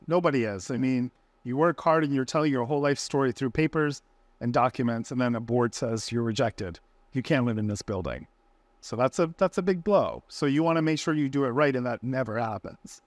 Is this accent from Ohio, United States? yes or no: no; Orlando, Florida, United States; moved away; I'm from Orlando